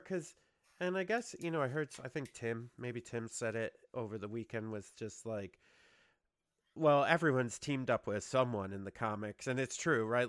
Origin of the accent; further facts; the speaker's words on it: New York, United States; we're from New York